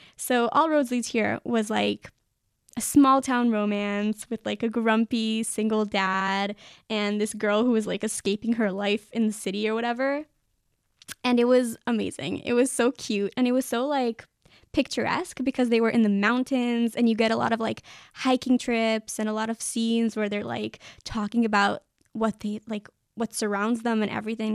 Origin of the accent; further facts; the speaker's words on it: Israel; I'm from Israel